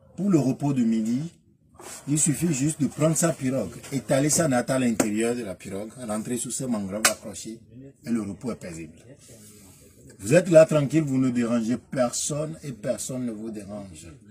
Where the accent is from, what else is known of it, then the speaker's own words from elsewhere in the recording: Djègbadji, Atlantique, Benin; Chez nous, à Djabadji